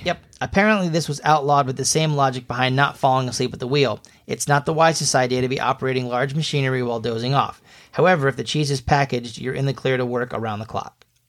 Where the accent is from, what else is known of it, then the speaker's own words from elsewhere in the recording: Connecticut, United States; we're from Connecticut